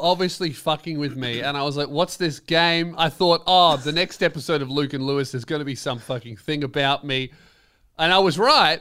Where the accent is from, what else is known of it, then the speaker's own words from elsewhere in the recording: Melbourne, Victoria, Australia; I'm from Melbourne.